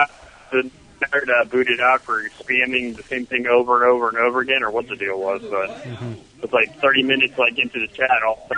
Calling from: Melbourne, Florida, United States; Calling from Melbourne, Florida.

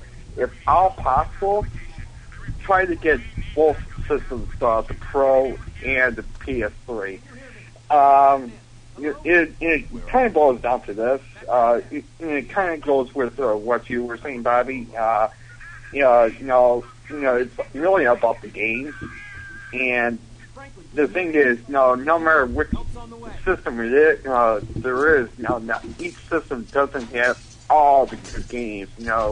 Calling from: Buffalo, New York, United States; from Buffalo.

